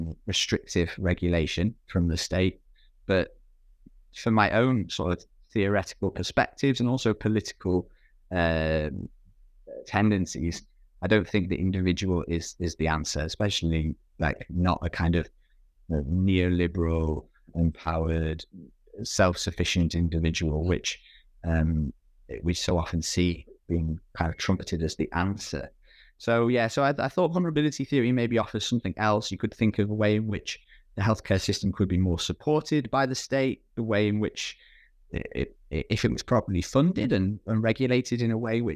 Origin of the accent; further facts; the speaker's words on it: United Kingdom; I can't, as a good conscience, as a British person, go to Denmark